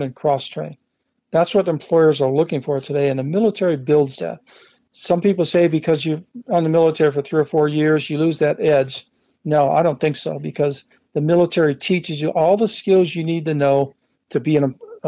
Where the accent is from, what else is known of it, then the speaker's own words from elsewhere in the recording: Midwest, United States; moved away as an adult; also born or lived in Carson Valley, Nevada; now in Minden, United States; I grew up in the Midwest